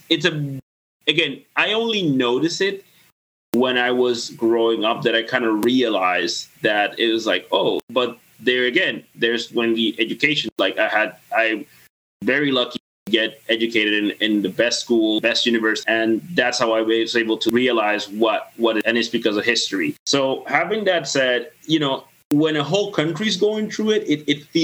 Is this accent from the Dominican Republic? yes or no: yes; Dominican Republic; now in Canada; I grew up in the Caribbean, in the Spanish Caribbean